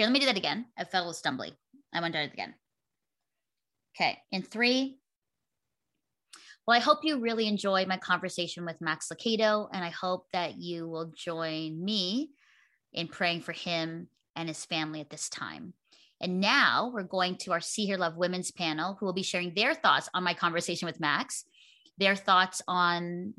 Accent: Burlington, Ontario, Canada; I'm here in my hometown of Burlington, Ontario, hanging out downtown in our village square.

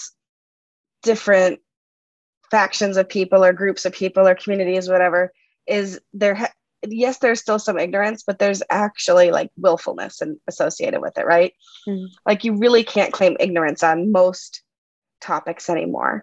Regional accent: Massachusetts, United States; I grew up in Massachusetts when I was a kid

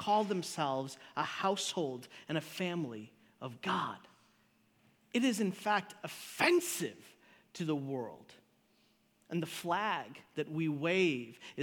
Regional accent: Chicago, Illinois, United States; I grew up in Chicago

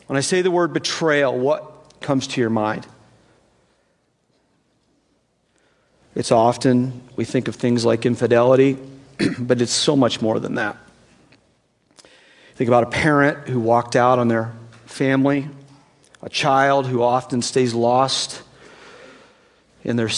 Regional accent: East Tennessee, United States; I grew up in East Tennessee, so what is very likely is I will use the wrong words

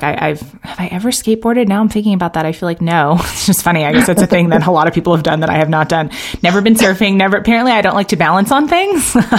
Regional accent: New York, United States; I'm from New York.

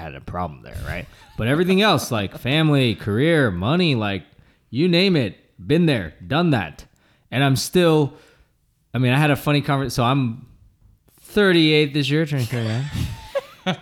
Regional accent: Boston, Massachusetts, United States; moved away; every Thanksgiving, I would go back home to my hometown

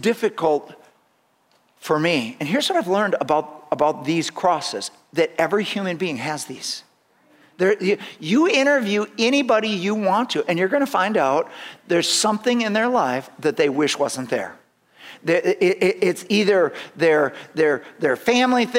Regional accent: United States; more American than Christian

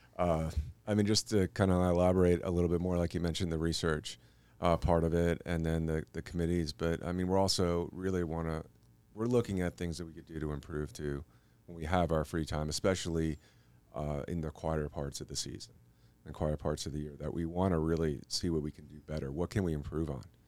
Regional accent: New York, United States; moved away as an adult; also born or lived in Albuquerque; growing up in New York

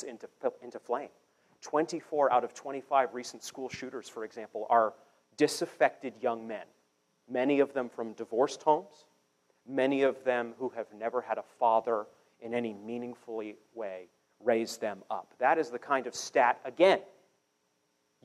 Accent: Maine, United States; now in Kansas City, United States; I'm from Maine, so I'm used to real winter

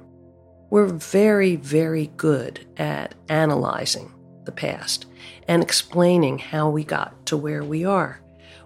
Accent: Baltimore, Maryland, United States; I grew up in Baltimore, which was an incredibly racially segregated city

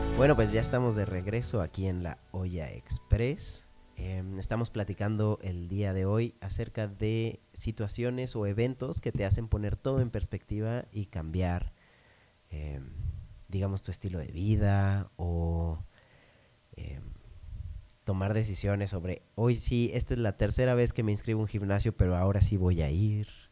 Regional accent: Monterrey, Nuevo León, Mexico; moved away; Tuve la fortuna de crecer siendo regio, pero nacer en otro, en otro lugar.

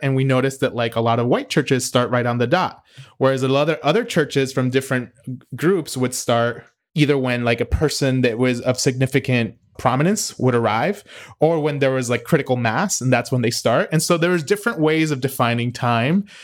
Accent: United States; as a American

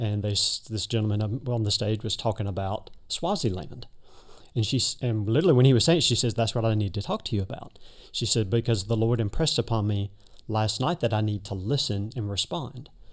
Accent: Birmingham, Alabama, United States; moved away; Originally, I'm from Birmingham, Alabama

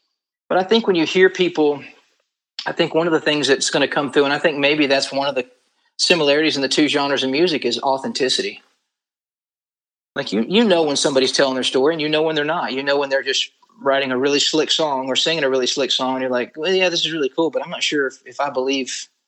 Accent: Nashville, Tennessee, United States; moved away as an adult; also born or lived in Hendersonville, Tennessee / Fort Worth, Texas / Northport, Florida / Las Vegas; I was born in Baptist, but when it was Baptist, it's St. Thomas now, Baptist Hospital in downtown Nashville.

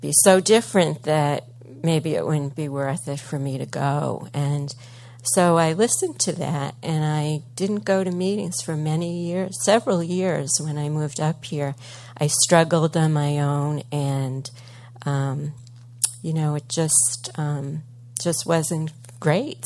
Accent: Cambridge, Massachusetts, United States; moved away as an adult; also born or lived in Kittery, Maine; now in Portsmouth, United States; I'm originally a Bostonian. I came from Cambridge specifically, lived most of my life there.

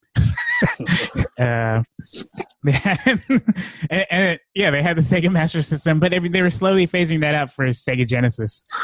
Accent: Vallejo, California, United States; also born or lived in San Francisco; I moved to Vallejo when I was about four or five

